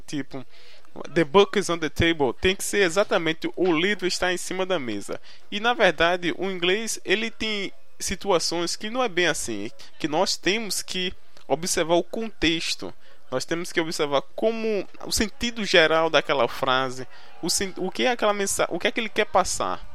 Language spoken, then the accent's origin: Portuguese; Recife, Pernambuco, Brazil; accent: nordestino; tenho 21 anos e sou do Recife, Pernambuco. Você irá escutar muito esse sotaque carregado do nordestino, né?